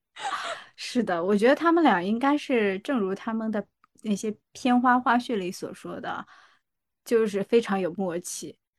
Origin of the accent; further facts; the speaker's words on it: Jiangsu, China; 我江苏人